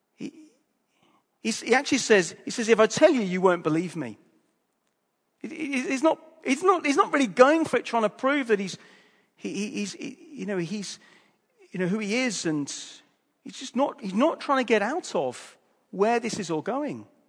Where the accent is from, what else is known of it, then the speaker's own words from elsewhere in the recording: Hull, Yorkshire and the Humber, United Kingdom; I'm from Hull